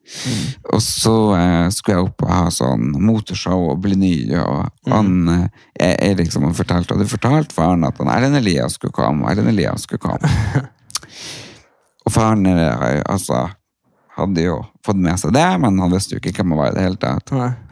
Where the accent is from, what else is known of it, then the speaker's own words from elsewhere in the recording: Lia, Norway; Ja. Jeg er fra Lia.